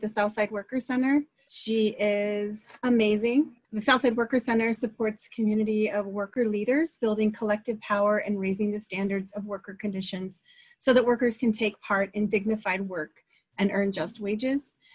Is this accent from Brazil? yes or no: no; Chihuahua, Mexico; now in Tucson, United States; I was born in Chihuahua, Chihuahua, Mexico that that was the state that I was born and I grew up.